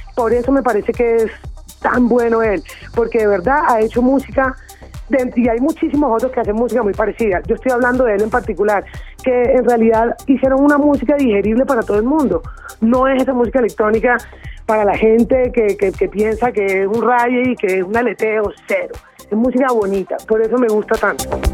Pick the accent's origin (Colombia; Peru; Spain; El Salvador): Colombia; Caribbean Region; soy caribeña